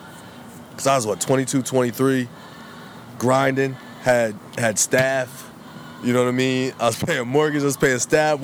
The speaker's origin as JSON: {"language": "English", "region": "New Jersey", "country": "United States", "said": "I'm from Jersey."}